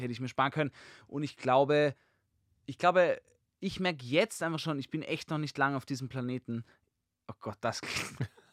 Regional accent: Vienna, Austria; also born or lived in Korneuburg, Lower Austria; Ich bin in Konneuburg geboren. Ja. Wurscht, da war früher eine gute Geburtsklinik, deswegen war ich dort. Ich bin Wiener und ich bin auf jeden Fall, glaube ich, durch und durch auch Wiener

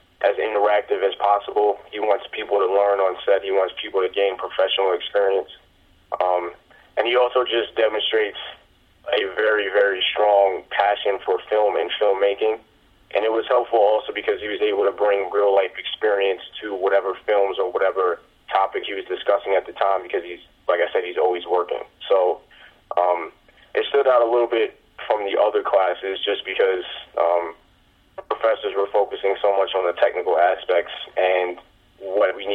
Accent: New York, United States; I'm from New York

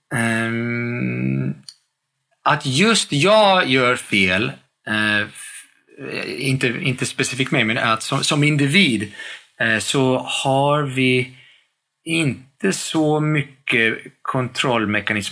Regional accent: United States; moved away as an adult; now in Sweden; jag växte upp i, i, i USA med, mellan ett och ett halvt år och arton års ålder

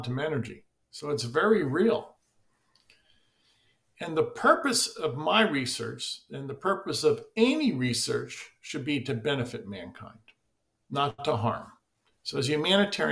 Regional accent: United States; growing up in the United States of America

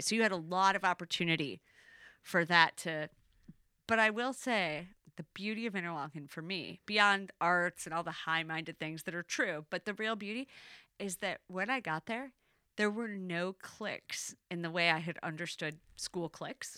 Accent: Elk Rapids, Michigan, United States; I grew up in, um, Elk Rapids, which is tiny

